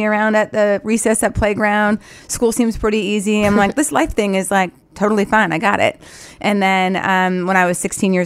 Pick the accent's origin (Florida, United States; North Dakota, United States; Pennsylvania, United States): North Dakota, United States; moved away as an adult; also born or lived in Philadelphia; is where I grew up